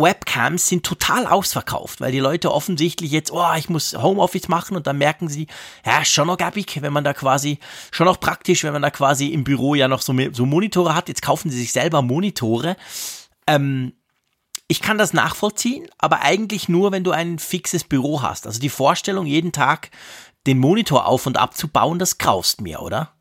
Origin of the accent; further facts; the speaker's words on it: Switzerland; als Schweizer